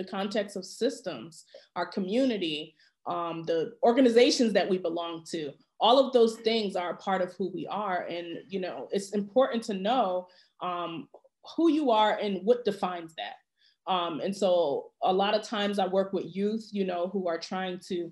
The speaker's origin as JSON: {"language": "English", "region": "Connecticut", "country": "United States", "tie": "born or raised there", "said": "when I was a young person growing up in Connecticut"}